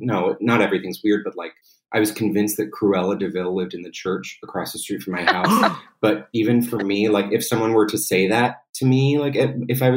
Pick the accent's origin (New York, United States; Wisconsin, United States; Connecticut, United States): New York, United States; New York City; I'm from Manhattan, and it, you know, Upper West Side